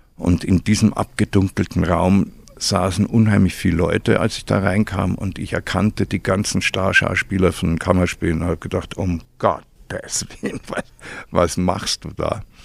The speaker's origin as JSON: {"language": "German", "town": "Burghausen", "region": "Bavaria", "country": "Germany", "tie": "born or raised there", "said": "ich bin in Burghausen aufgewachsen"}